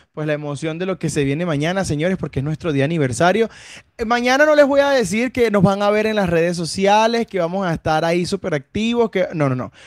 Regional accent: Venezuela; now in Bucaramanga, Colombia; No somos ni colombianos ni santanderianos, somos venezolanos, pero debemos decir que eh, Colombia y específicamente Bucaramanga nos ha recibido muy, muy, bien.

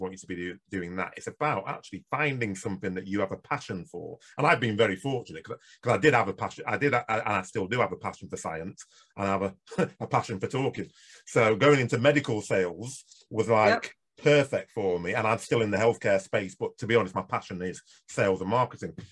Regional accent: Nigeria; moved away; I come from Nigeria

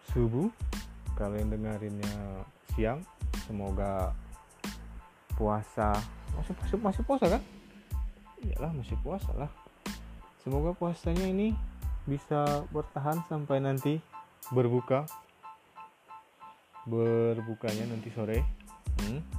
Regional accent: Bengkulu, Indonesia; aku asalnya dari Bengkulu provinsi Bengkulu Sumatera

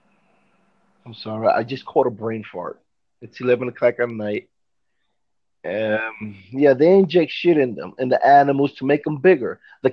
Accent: New York, United States; I don't live near a farm. I'm from New York

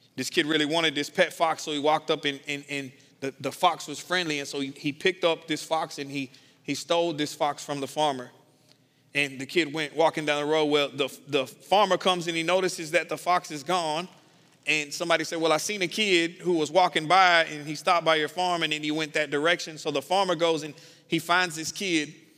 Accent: the South, United States; I'm from the South

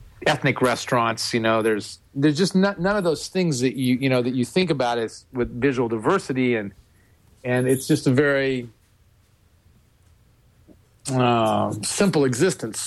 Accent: Western Nebraska, United States; moved away; when you grow up in a place like Western Nebraska, it's a different existence

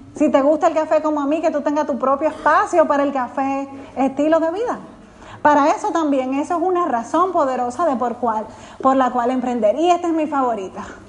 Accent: Dominican Republic; soy dominicana

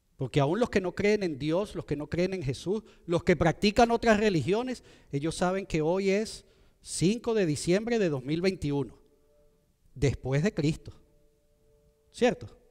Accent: Venezuela; moved away; de donde yo soy en Venezuela

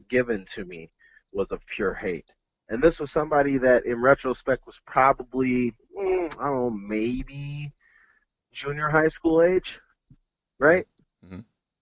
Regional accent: Mendota Heights, Minnesota, United States; we grew up in Mendota Heights. Mendota Heights is a suburb of Minneapolis-St. Paul

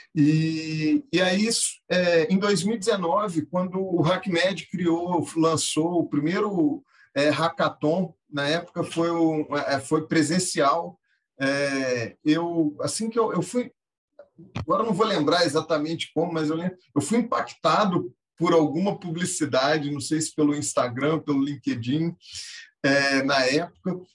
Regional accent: Minas Gerais, Brazil; also born or lived in Rio de Janeiro; Eu costumo falar que eu, eu sou carioca na certidão, mas mineiro de, de coração. É, cresci é, e me criei em Minas

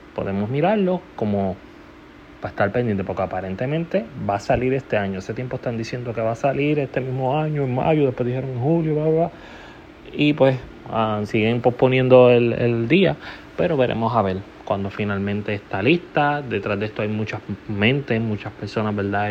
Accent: Puerto Rico; mi país natal, Puerto Rico

